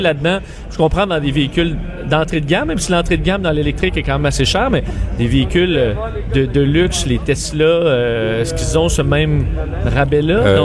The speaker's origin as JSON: {"language": "French", "town": "Quebec City", "region": "Quebec", "country": "Canada", "said": "je suis seul dans mon, euh, dans mon patelin à Québec"}